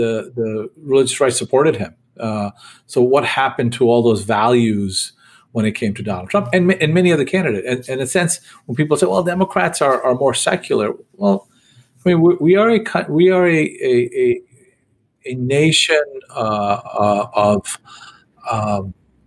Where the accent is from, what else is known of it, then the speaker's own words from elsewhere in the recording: New York, United States; I grew up in New York, and I loved going to, you know, seeing the giant Christmas tree